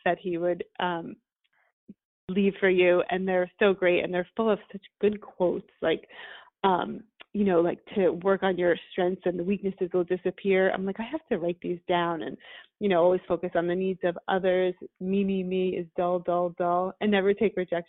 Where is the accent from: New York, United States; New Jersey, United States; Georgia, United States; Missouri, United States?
New York, United States; I'm a New Yorker.